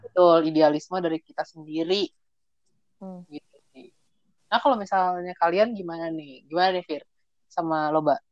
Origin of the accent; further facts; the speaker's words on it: Java, Indonesia; gua orang Jawa juga